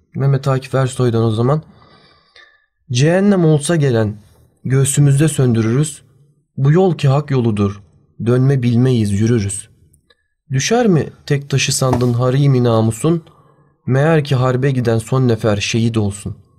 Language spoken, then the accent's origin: Turkish; Turkey; iyi ki bu ülkede doğmuşum